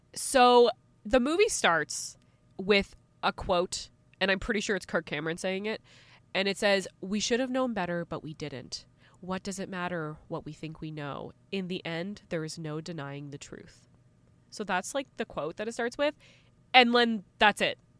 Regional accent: Canada; As a Canadian

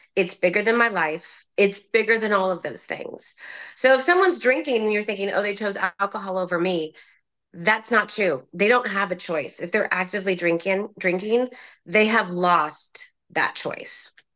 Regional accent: Orange County, California, United States; I grew up in Orange County

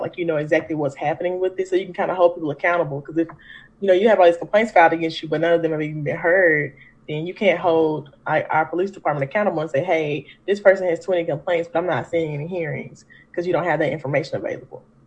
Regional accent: Memphis, Tennessee, United States; I am a native Memphian, so I'm from the South

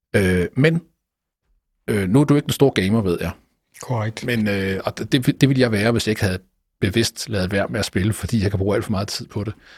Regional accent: Jutland, Denmark; now in Copenhagen, Denmark; for mig som jyde, der bor i København

